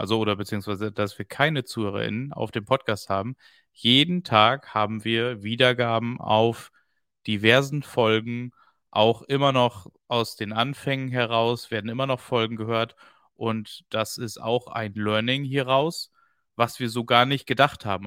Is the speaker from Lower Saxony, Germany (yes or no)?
yes; East Frisia, Lower Saxony, Germany; als Ostfriese